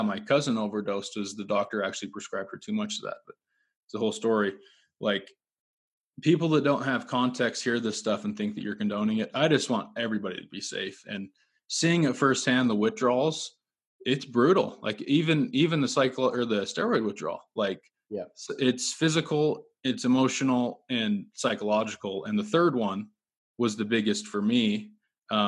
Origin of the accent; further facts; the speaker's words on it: Utah, United States; I grew up in Utah